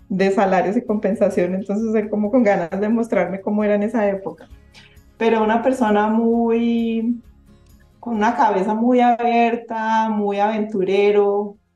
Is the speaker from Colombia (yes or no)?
yes; Antioquia, Colombia; como, como buenos paisas, eh, pues eran fiestas muy animadas y terminaban todos bailando